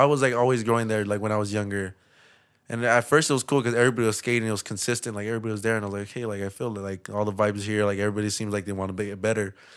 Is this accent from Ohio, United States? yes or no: no; Los Angeles, California, United States; also born or lived in Lynwood, California; I grew up in East L